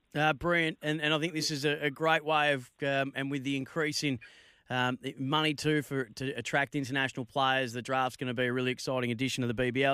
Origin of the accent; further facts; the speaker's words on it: Bendigo, Victoria, Australia; a young man, born and raised in my hometown of Bendigo